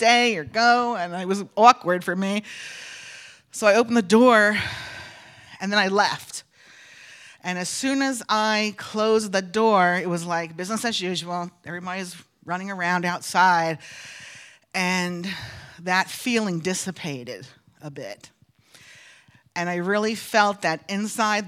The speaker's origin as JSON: {"language": "English", "region": "North Carolina", "country": "United States", "said": "I'm from North Carolina"}